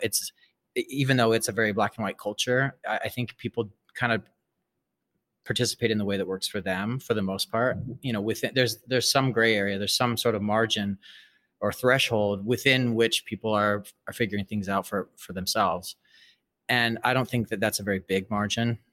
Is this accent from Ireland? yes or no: no; Salt Lake City, Utah, United States; moved away as an adult; also born or lived in Brazil; now in New York, United States; I was raised Mormon, I was raised in Salt Lake City